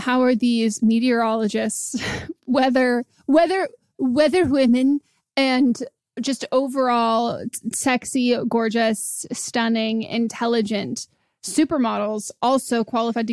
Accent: Marin, California, United States; now in Los Angeles, United States; I grew up near San Francisco. I grew up in Marin

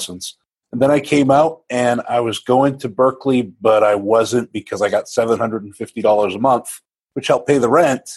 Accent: Maine, United States; Grew up in Maine, of all places

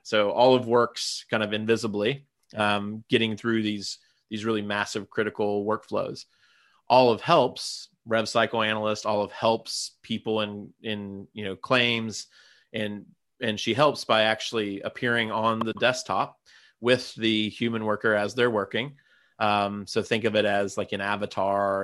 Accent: Gallipolis, Ohio, United States; born or raised there

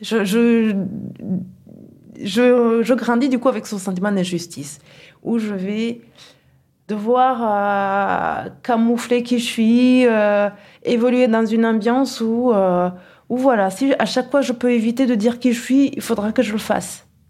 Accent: Kigali, Rwanda; born or raised there; now in Toulouse, France

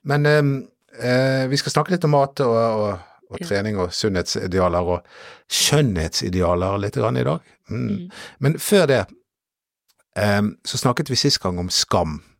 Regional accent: Norway; jeg er nordmann

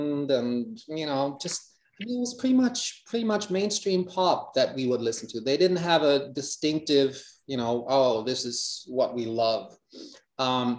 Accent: Hamburg, Germany; English is a second language; life in Hamburg

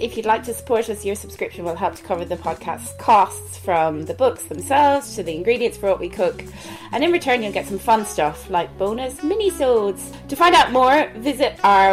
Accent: Ireland

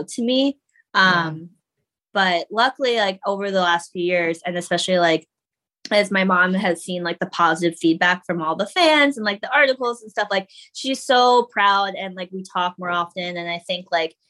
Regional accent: Connecticut, United States; now in New York, United States; I grew up in Connecticut

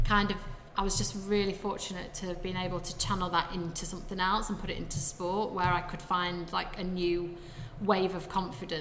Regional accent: Sheffield, Yorkshire and the Humber, United Kingdom; I obviously grew up in Sheffield

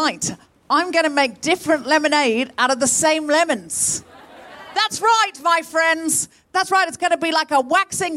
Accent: Australia; moved away as an adult; also born or lived in Britain; now in United Kingdom; I was born and raised in Australia, but I've lived in Britain all my grown-up life.

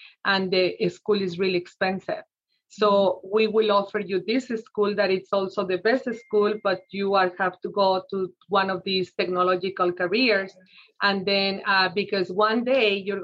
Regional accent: Mexico City, Mexico; moved away as an adult; now in United States; So I was born in Mexico City, and I came to this country when I was 20 years old

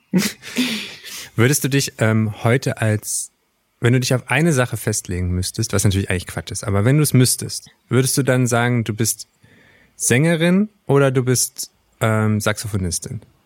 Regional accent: Wernigerode, Saxony-Anhalt, Germany; Ich komme natürlich aus Wernigerode ursprünglich

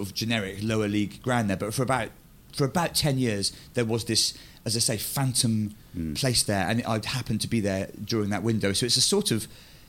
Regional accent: Bristol, South West England, United Kingdom; And Stonehenge was somewhere that I grew up in Bristol, not far away, and you'd occasionally glimpse it from the road.

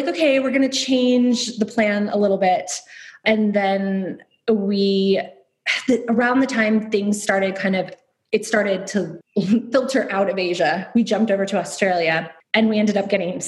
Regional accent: Detroit, Michigan, United States; moved away as an adult; also born or lived in Long Island, New York / North Carolina / Chicago / Dublin; now in Dubai, United Arab Emirates; I grew up mainly in Metro Detroit. I lived in Long Island, North Carolina for a bit as well.

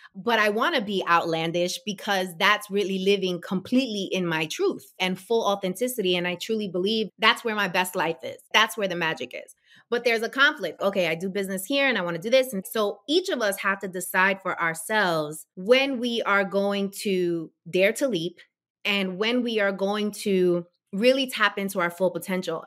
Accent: New York, United States; now in New Jersey, United States; growing up in New York

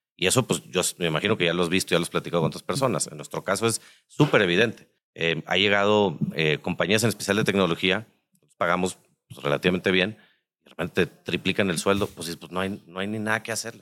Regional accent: Nuevo León, Mexico; nosotros que somos de Nuevo León

